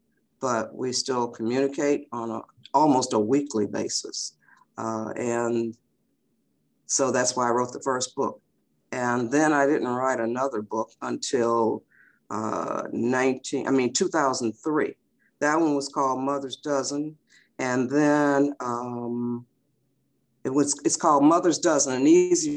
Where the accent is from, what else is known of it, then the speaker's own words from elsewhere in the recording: Detroit, Michigan, United States; I was born and raised in Detroit, Michigan in 1944